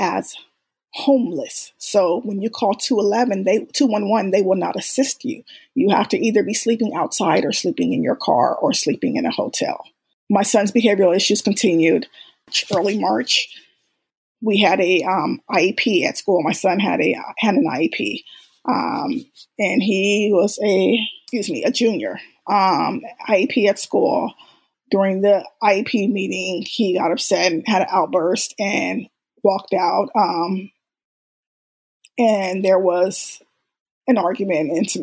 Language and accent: English; Bay Area, California, United States; moved away as an adult; We're originally from the Bay Area and we were living in Southern California at the time